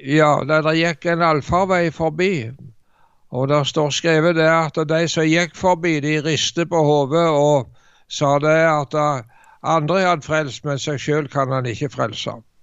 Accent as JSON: {"language": "Norwegian", "area": "Jæren", "region": "Rogaland", "country": "Norway", "tie": "born or raised there", "moved": "yes", "said": "jeg er født og oppvokst på Jæren"}